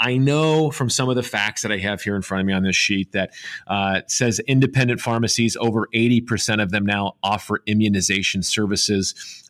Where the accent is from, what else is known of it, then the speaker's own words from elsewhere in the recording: outside of Cincinnati, rural Ohio, United States; my hometown, outside of, again, rural Ohio, outside of Cincinnati